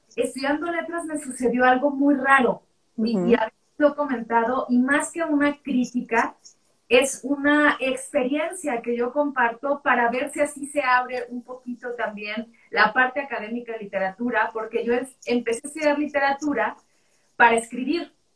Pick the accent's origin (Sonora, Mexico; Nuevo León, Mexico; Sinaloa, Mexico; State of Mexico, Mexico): Sinaloa, Mexico; Culiacán; moved away as an adult; now in Mexico City, Mexico; Yo crecí en Sinaloa, en Culiacán